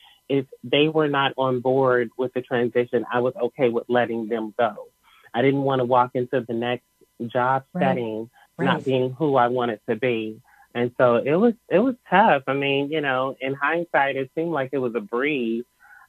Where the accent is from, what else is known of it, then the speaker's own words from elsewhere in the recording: Cincinnati, Ohio, United States; now in Texas, United States; I was raised in Cincinnati, Ohio, and I relocated to Texas